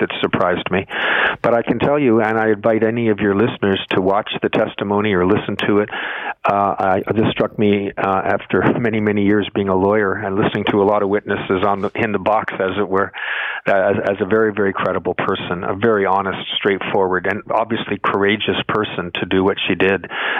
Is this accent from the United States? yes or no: no; Canada; One of the things I take as a Canadian very, very, very seriously